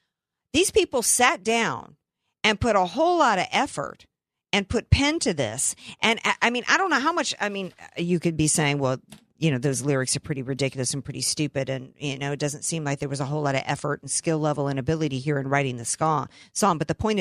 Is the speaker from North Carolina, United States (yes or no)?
yes; Camp Lejeune, North Carolina, United States; born there; I was born in Camp Lejeune. I lived on military installations as a kid.